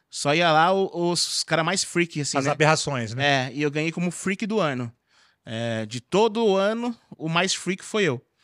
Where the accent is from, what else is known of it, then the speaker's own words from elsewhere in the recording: Carapicuíba, São Paulo, Brazil; falo que eu sou de Carapicuíba mesmo, porque nós é favela e é isso aí mesmo.